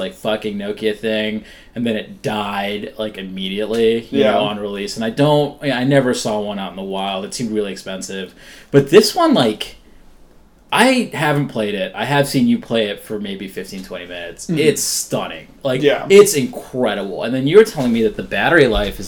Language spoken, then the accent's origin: English; Upper Arlington, Ohio, United States; We grew up together in Upper Arlington, Ohio